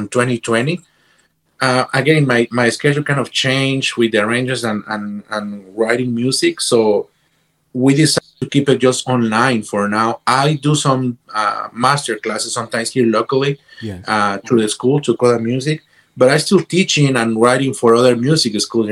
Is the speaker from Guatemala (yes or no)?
yes; Guatemala; moved away as an adult; also born or lived in Boston / Los Angeles; I came from Guatemala to Boston